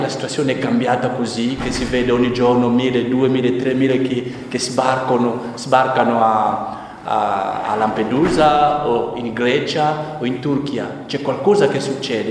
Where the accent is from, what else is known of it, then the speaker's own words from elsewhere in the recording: DR Congo; Italian is a second language; now in Italy; il mio paese, il Congo